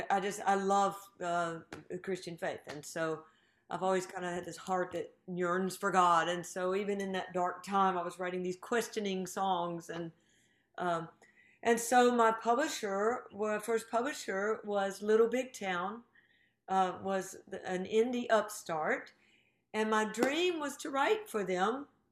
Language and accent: English; Greensboro, North Carolina, United States; moved away; I'm from Greensboro, North Carolina